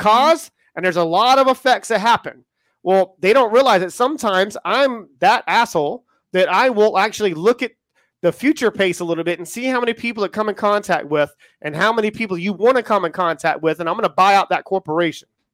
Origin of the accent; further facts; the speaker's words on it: United States; accent: American; now in United Kingdom; if you can tell from my accent, I am American and I am in the U K